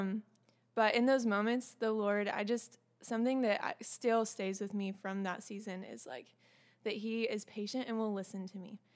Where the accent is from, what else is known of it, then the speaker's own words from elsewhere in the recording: the South, United States; I'm also from the South